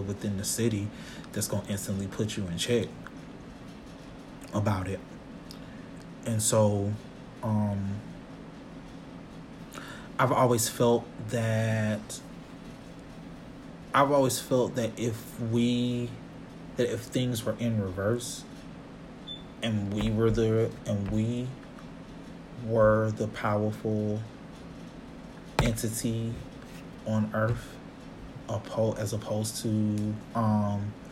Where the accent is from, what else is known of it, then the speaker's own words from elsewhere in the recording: Atlanta, Georgia, United States; I initially was born and raised in Atlanta